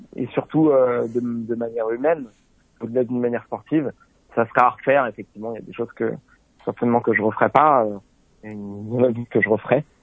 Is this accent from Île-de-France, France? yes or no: yes; Saint-Arnoult-en-Yvelines, Île-de-France, France; étant gamin, j'avais Paris Tour, le départ à côté de la maison à Saint-Arnaud-en-Yvelines